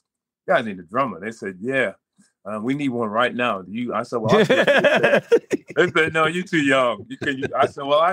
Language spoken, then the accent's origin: English; Providence, Rhode Island, United States; I'm from Providence, Rhode Island.